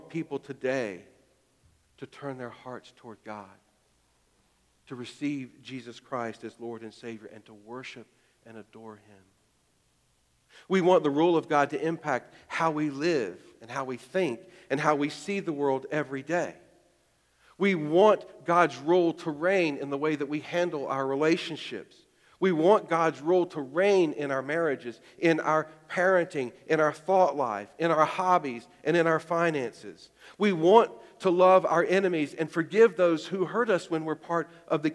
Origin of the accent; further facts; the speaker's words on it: Greensboro, North Carolina, United States; now in Alexandria, United States; I was born in Greensboro, North Carolina